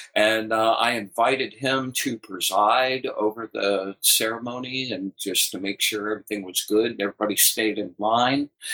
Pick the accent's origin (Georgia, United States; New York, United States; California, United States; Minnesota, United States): Georgia, United States; Atlanta; I grew up in Atlanta and my first gig was at Atlanta Magazine